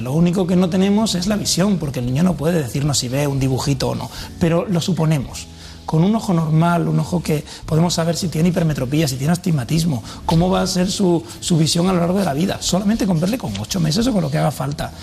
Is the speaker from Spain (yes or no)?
yes; Villanueva de la Serena, Extremadura, Spain; Yo, es mi pueblo